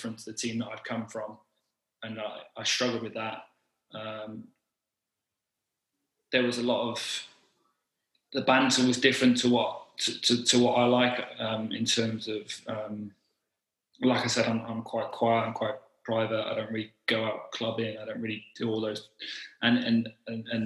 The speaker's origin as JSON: {"language": "English", "town": "Leicester", "region": "East Midlands", "country": "United Kingdom", "tie": "born or raised there", "said": "I was born in Leicester"}